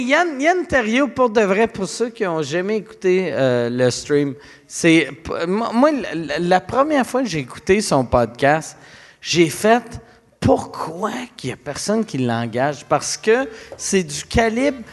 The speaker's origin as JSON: {"language": "French", "town": "Quebec City", "region": "Quebec", "country": "Canada", "tie": "born or raised there", "said": "quand j'étais jeune à Québec"}